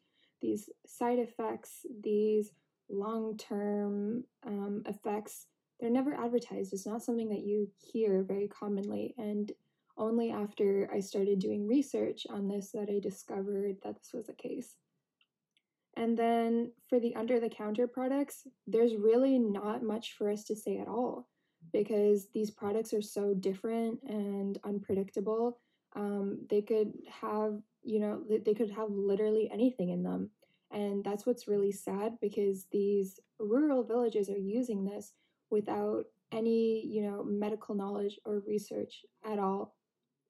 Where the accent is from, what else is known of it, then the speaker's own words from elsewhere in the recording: Canada; when I was growing up in Canada